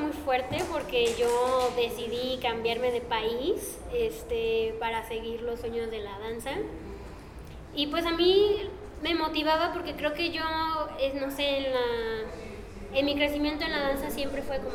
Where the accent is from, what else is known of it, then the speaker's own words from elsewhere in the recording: United States; born there; tengo doble nacionalidad, nací en Estados Unidos, pero mis papás son de aquí, entonces teniendo la oportunidad de, de emigrar de esa manera, pues la tomé.